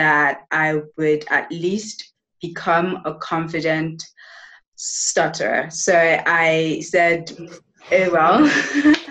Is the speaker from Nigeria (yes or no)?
yes; Nigeria; also born or lived in United Kingdom; now in Spain; I am from Nigeria.